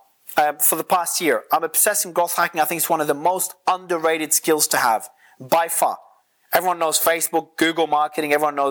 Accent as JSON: {"language": "English", "country": "Australia", "moved": "yes", "said": "So it depends on where I am in the world, it changes. I'm originally from Australia though."}